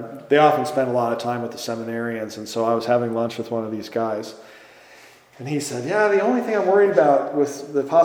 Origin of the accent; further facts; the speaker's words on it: Green Bay, Wisconsin, United States; now in Chicago, United States; I grew up in Green Bay, Wisconsin